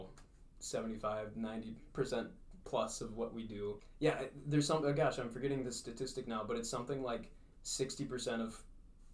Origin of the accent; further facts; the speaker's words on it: Fergus Falls, Minnesota, United States; I grew up in Fergus Falls. Graduated from high school here